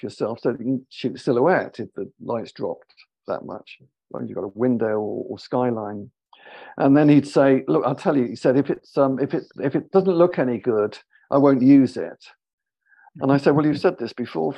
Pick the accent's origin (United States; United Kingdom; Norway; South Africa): United Kingdom; British, you know, live in London.